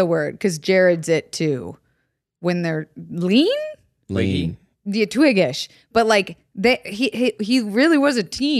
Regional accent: Florida, United States; I'm from Florida.

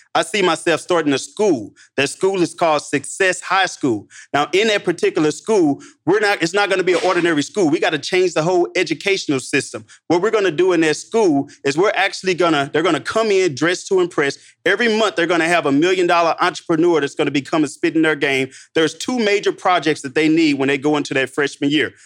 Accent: St. Louis, Missouri, United States; I'm from Saint Louis

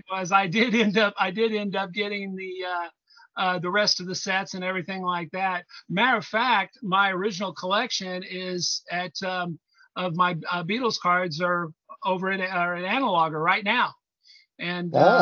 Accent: Indianapolis, Indiana, United States; I'm from Indianapolis, Indiana

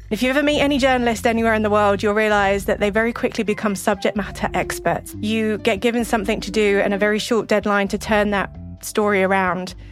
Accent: England, United Kingdom; moved away as an adult; also born or lived in Middle East; now in New Mexico, United States; Growing up in England

